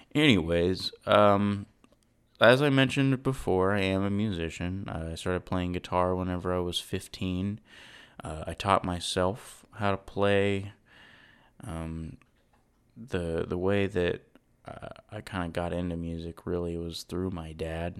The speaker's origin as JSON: {"language": "English", "town": "Saginaw", "region": "Texas", "country": "United States", "tie": "born or raised there", "also_born_or_lived": "Irving, Texas", "said": "I grew up in Fort Worth, um, Texas, i-, in a place called Saginaw"}